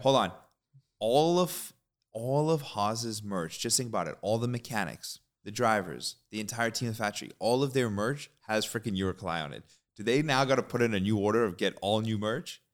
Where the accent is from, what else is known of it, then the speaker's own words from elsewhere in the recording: Canada; We're Canadian